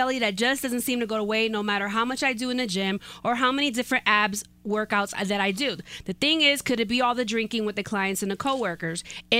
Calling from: Brighton, Colorado, United States; I am from Brighton, Colorado.

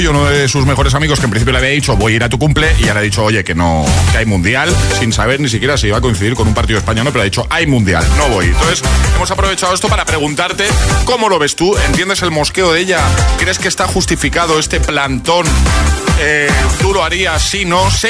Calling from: Valencia, Valencian Community, Spain; de Valencia.

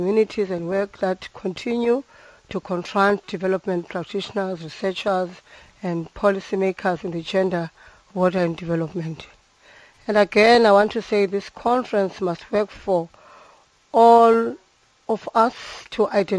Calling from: East London, Eastern Cape, South Africa; I'm phoning from East London.

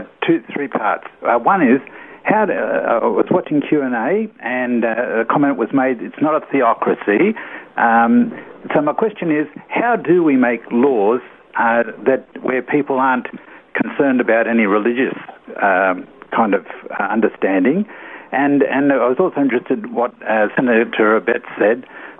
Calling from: Sydney, New South Wales, Australia; Mount Druitt in Sydney.

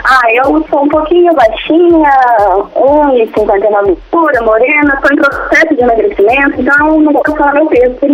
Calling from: Londrina, Paraná, Brazil; Eu falo de Londrina, Paraná.

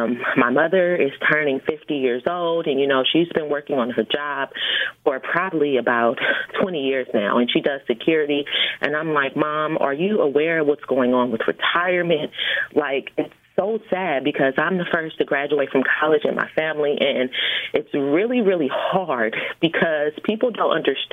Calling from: California, United States; I'm calling from California.

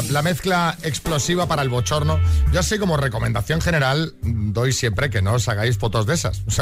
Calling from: Madrid, Community of Madrid, Spain; de Madrid.

